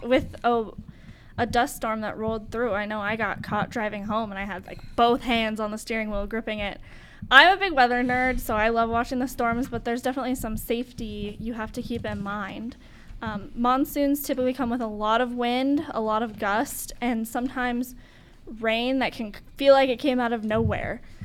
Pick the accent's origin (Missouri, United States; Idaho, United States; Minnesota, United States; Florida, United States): Idaho, United States; now in Tempe, United States; I'm from Idaho